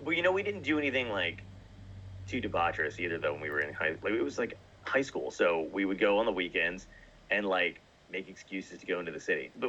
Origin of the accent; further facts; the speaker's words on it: New Jersey, United States; also born or lived in Brooklyn / Arizona; I was born in Brooklyn and uh, I grew up in New Jersey, but I moved around a lot.